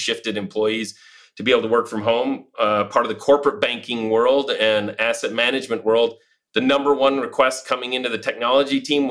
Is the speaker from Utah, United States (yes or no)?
yes; Utah, United States; moved away as an adult; also born or lived in London, United Kingdom / Dubai, UAE / Madrid, Spain; returned back to the States after 20 years back to my home state of Utah